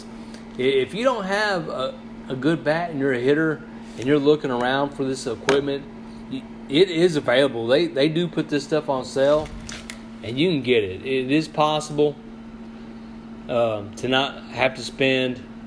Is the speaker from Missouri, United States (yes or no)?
yes; Sikeston, Missouri, United States; also born or lived in Mississippi County, Missouri; I'm from Scott County, from the Sykeson area